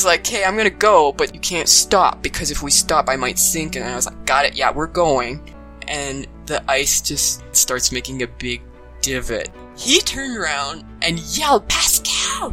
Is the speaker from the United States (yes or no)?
no; Sudbury, Ontario, Canada; moved away as an adult; also born or lived in Ottawa; I'm born and raised in Sudbury